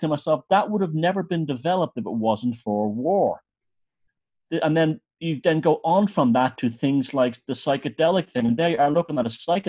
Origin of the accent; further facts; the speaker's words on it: Ireland; I grew up in Ireland